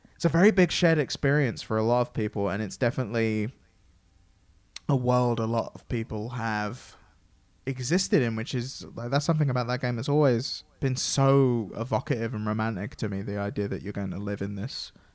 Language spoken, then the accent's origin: English; England, United Kingdom; I'm obviously English and from England